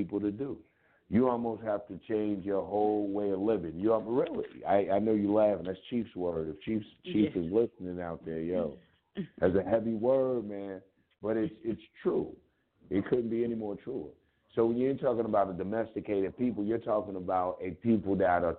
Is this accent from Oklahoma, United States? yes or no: no; Louisville, Kentucky, United States; accent: Kentucky; I'm from Louisville, Kentucky